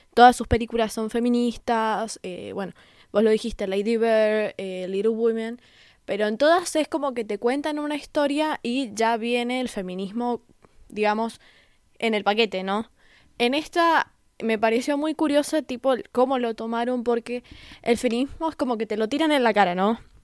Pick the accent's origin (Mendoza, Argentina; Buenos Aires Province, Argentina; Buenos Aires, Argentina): Mendoza, Argentina; yo soy de Mendoza, que es un poquito más conservador que donde vive Seba